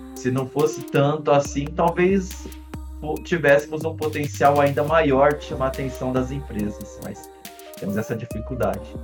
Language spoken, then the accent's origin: Portuguese; Brazil; a gente é brasileiro